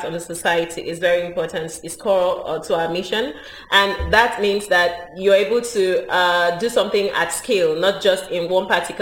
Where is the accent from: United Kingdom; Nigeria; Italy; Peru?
Nigeria; moved away as an adult; also born or lived in Barcelona; I'm Nigerian, lived in Nigeria for a long time.